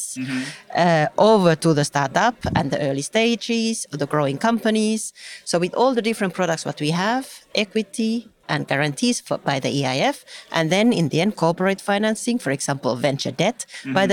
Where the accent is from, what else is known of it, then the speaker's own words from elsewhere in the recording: Finland; I am from Finland